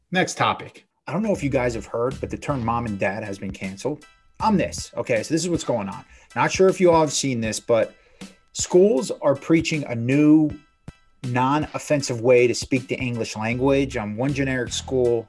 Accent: South Florida, United States; I grew up in South Florida

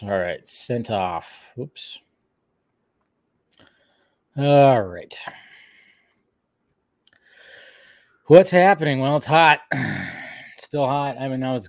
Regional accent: United States; also born or lived in Alabama; I'm American.

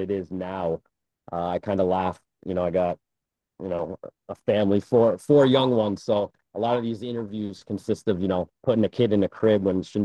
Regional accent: Kingston, Rhode Island, United States; I grew up in Kingston, right by the train station

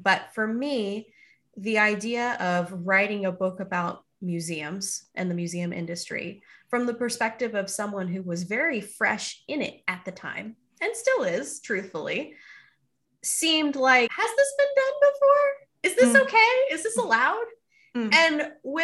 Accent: Houston, Texas, United States; it was a museum that I went to multiple times as a kid growing up in Houston, Texas.

